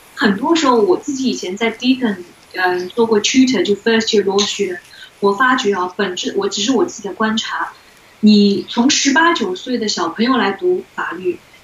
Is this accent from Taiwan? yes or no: no; China; 作为中国人